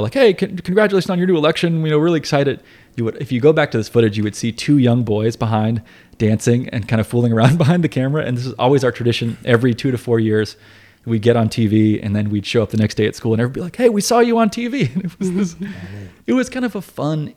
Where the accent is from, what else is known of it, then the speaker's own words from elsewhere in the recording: Asheville, North Carolina, United States; I grew up in Asheville